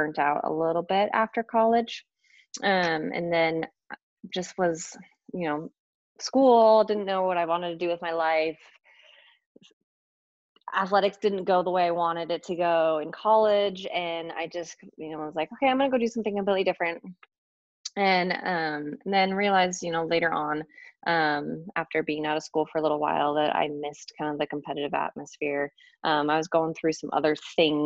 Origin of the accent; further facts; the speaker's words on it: Hood River, Oregon, United States; I grew up in Hood River.